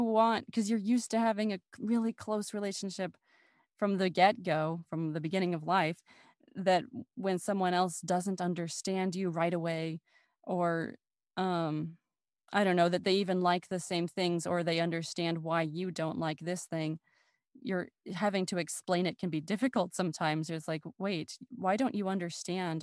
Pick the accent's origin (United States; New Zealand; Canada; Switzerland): United States; accent: American; also born or lived in France; we did in America.